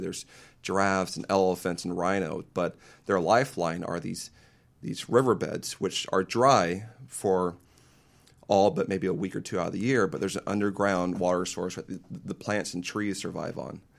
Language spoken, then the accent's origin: English; Paso Robles, California, United States; I grew up in Paso Robles, up near in San Francisco County